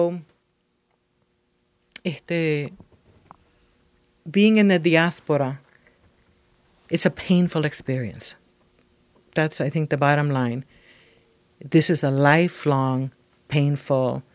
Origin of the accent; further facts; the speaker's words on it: Puerto Rico; first language Spanish; English is a second language; moved away as an adult; now in United States; there is no work in my homeland. I would love to be back in Puerto Rico